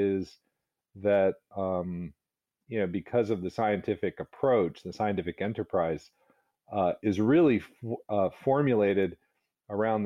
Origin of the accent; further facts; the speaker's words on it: Northern Virginia, United States; also born or lived in New Hampshire / Massachusetts; now in Rhode Island, United States; I was brought up in Northern Virginia